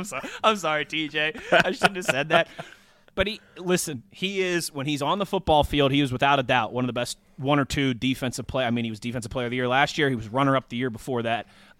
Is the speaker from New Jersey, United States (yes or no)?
yes; New Jersey, United States; this is the town I considered, you know, my hometown, being a Jersey boy